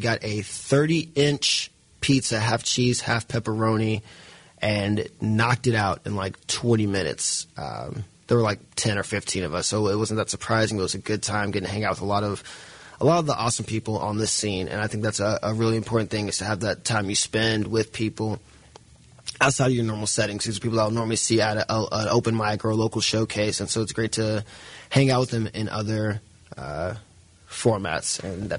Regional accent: Mississippi, United States; moved away; In my hometown back in Mississippi, we had one Goodwill

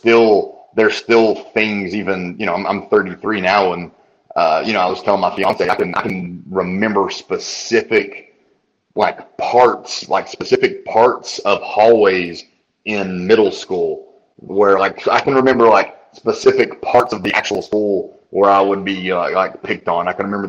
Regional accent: Tennessee, United States; born there; Yeah, I was born here.

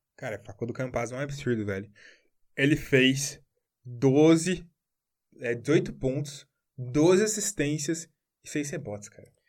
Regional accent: Brazil; A gente é brasileiro

